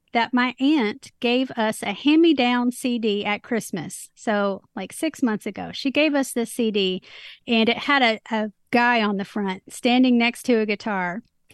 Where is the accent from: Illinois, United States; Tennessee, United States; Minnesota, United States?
Tennessee, United States; Nashville; I'm from Music City